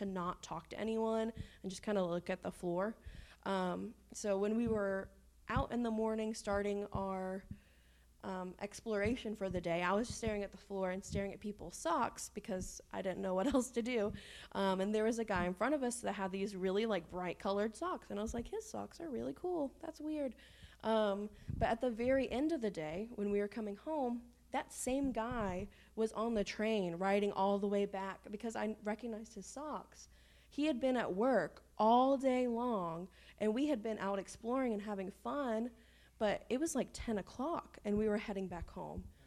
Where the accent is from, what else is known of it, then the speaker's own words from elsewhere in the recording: Shepherdsville, Kentucky, United States; also born or lived in Frankfort, Kentucky; we're from Kentucky